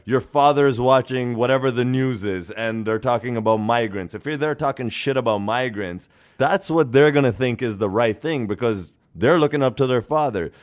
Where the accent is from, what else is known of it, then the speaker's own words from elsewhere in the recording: Norway; now in Canada; I was born and raised in Norway